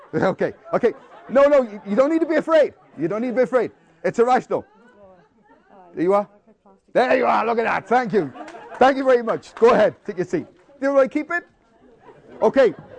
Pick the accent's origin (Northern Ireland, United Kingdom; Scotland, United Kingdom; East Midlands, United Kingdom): Northern Ireland, United Kingdom; Belfast; I grew up in Belfast in a war zone, and there was a lot of bombs and bullets throughout my childhood